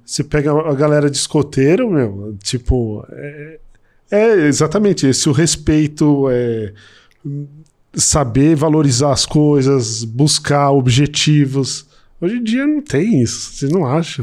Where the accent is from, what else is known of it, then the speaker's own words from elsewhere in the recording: São Paulo, Brazil; moved away as an adult; also born or lived in Brasília; vou voltar para São Paulo, que eu sou de São Paulo